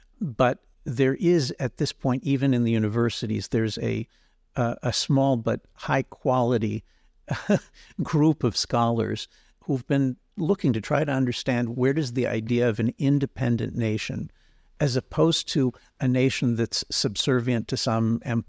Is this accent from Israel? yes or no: yes; Israel; I'm from Israel. I'm going in a few weeks to India. In places like India and Israel, the word nationalism is a positive word.